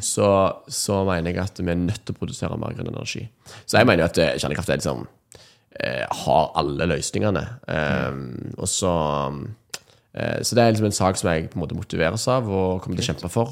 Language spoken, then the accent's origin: Norwegian; Nærbø, Rogaland, Norway; jeg kom fra Nærbø på, i Rogaland. Mm. Eh, oppvokst i en sånn, litt sånn tradisjonell eh, kristen familie